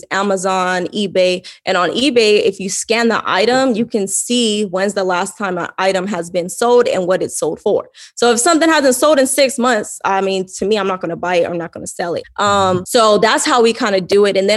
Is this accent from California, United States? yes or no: yes; Fontana, California, United States; moved away as an adult; also born or lived in Pasadena, California; now in Arizona, United States; I was born in Pasadena, but we moved to like Fontana, grew up in Fontana, California.